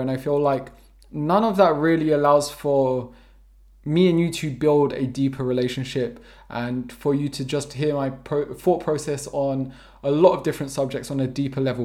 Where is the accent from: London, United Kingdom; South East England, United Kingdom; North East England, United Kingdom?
London, United Kingdom; first language English; moved away as an adult; also born or lived in Preston / Vermont; now in Portugal; I'm born and raised in London, South London to be precise.